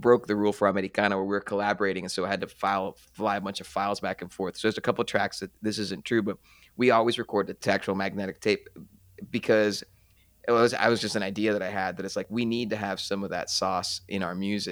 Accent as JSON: {"language": "English", "town": "Kansas City", "region": "Missouri", "country": "United States", "tie": "born or raised there", "said": "growing up in Kansas City, we're in the Midwest"}